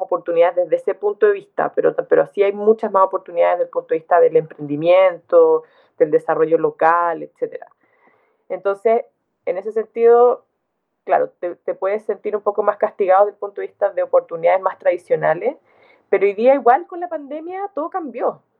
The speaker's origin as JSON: {"language": "Spanish", "town": "Santiago", "region": "Santiago Metropolitan Region", "country": "Chile", "tie": "born or raised there", "also_born_or_lived": "southern Chile / England", "moved": "as an adult", "lives_now": "Valdivia, Chile", "said": "yo crecí en Santiago, crecí mm. la mitad del tiempo en el sur, la mitad del tiempo en Santiago, pero yo fui al, fui al colegio en Santiago"}